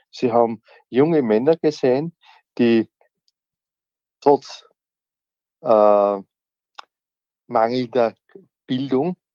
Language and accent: German; Austria; also born or lived in Turkey; Ich bin in der Türkei geboren, ich bin aber in Österreich aufgewachsen, ich bin hier sozialisiert worden. Das heißt, mhm. Österreich ist meine Heimat.